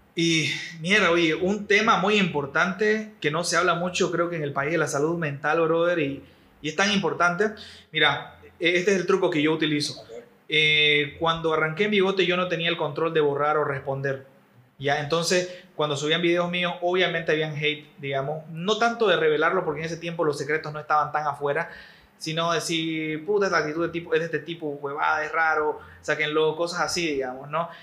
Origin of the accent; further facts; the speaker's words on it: Bolivia; todos somos bolivianos